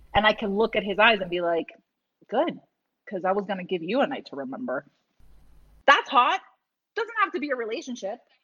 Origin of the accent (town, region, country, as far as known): Massachusetts, United States; born or raised there